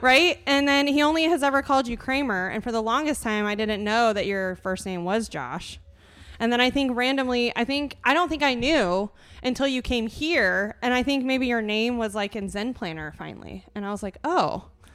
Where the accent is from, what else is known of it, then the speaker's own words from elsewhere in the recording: Fruitland, Iowa, United States; I grew up in Fruitland. I went to L and M.